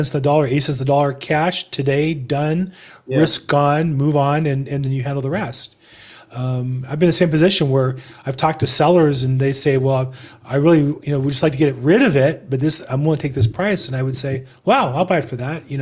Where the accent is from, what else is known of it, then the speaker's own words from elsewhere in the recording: California, United States; I'm from California